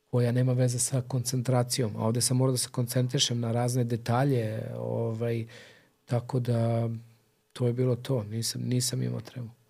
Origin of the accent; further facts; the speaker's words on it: Belgrade, Serbia; mi smo kao klinci sa Čubore